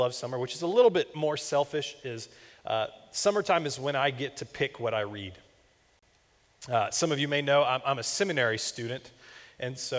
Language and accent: English; Florida, United States; I grew up in Florida